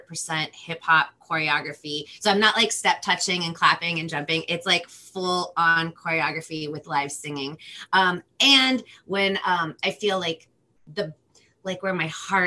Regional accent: Los Angeles, California, United States; first language Spanish; English is a second language; I'm from Los Angeles, California

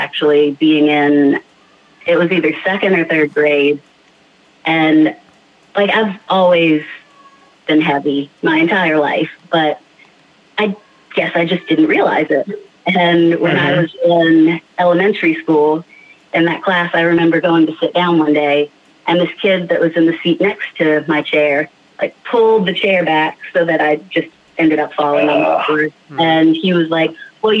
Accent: Charlotte, North Carolina, United States; I am born and mostly raised in the Charlotte, North Carolina area

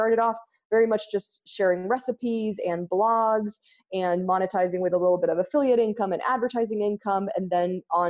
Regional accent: Argentina; English is a second language; moved away as an adult; also born or lived in United States; now in Ashland, United States; I grew up in Argentina

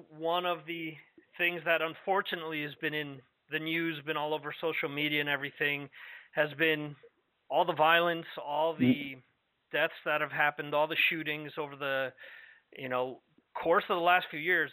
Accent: New York metropolitan area, United States; moved away; I spent 30 years of my life growing up in the New York metropolitan area.

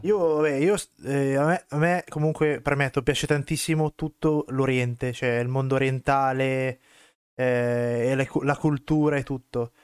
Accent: Southern Italy, Italy; io son del sud Italia

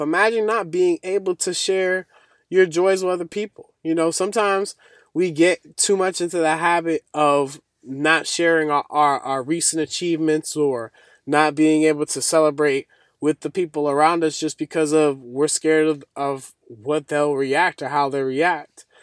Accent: Boston, Massachusetts, United States; I'm from Boston, And that's really cold where I'm from

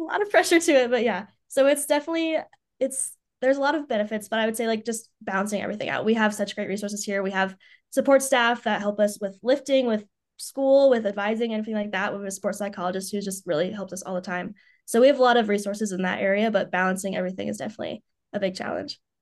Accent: Knoxville, Tennessee, United States; moved away as an adult; now in Columbus, United States; I'm originally from Knoxville, Tennessee, where I grew up since I was, I haven't moved once.

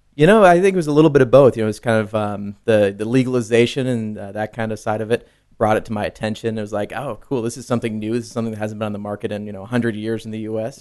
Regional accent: Tennessee, United States; moved away as an adult; also born or lived in Connecticut; when I was ten, uh, we moved down there to be closer to her family

